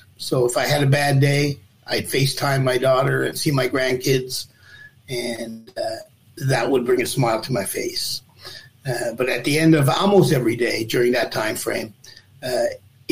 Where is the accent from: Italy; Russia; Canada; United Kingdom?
Canada; Newfoundland and Labrador; I'm a Newfoundlander.